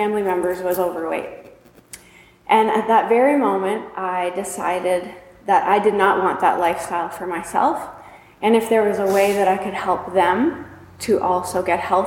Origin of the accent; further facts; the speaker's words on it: New Liskeard, Ontario, Canada; We were raised up in New Liskeard, Ontario, way up north in Canada